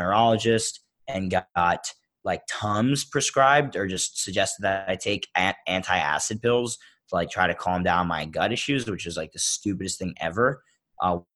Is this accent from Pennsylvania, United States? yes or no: yes; Philadelphia, Pennsylvania, United States; growing up in Philadelphia